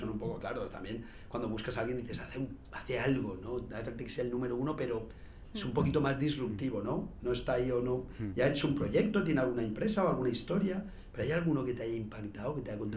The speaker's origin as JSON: {"language": "Spanish", "country": "Spain", "said": "aquí somos pues españoles, tenemos otras cosas"}